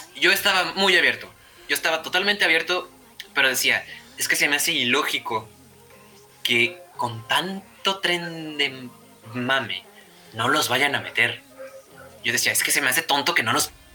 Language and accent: Spanish; Mexico